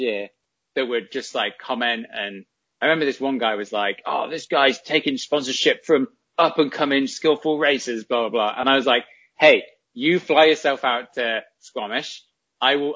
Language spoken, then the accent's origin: English; England, United Kingdom; as an English person